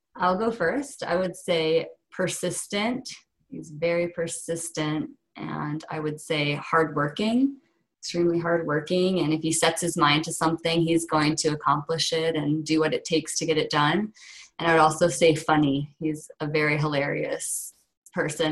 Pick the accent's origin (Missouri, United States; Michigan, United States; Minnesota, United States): Michigan, United States; also born or lived in Ohio; I, I, was born in Ohio and then moved to Michigan, so spent um, most of my growing up time and through college